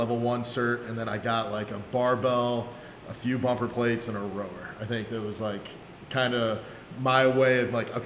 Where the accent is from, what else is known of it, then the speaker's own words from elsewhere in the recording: Central Illinois, United States; moved away as an adult; also born or lived in Washington, D.C.; I'm originally from Central Illinois.